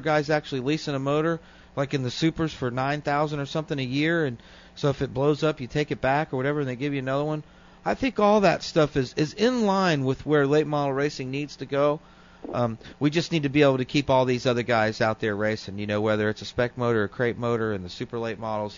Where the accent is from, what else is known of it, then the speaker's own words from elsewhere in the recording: Zephyrhills, Florida, United States; I'm from Zephyr Hills